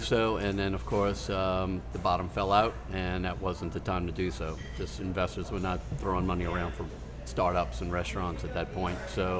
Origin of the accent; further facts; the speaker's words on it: New Orleans, Louisiana, United States; also born or lived in New York City; New Orleans boy, Cajun, and lived there cooking the food, learning it, and Asian. So, Cajun-Asian.